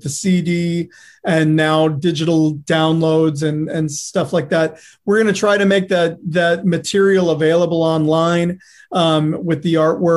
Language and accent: English; Detroit, Michigan, United States; moved away as an adult; also born or lived in New York; now in Los Angeles, United States; I'm from Detroit, Michigan, but I spent, you know, most of my 20s in New York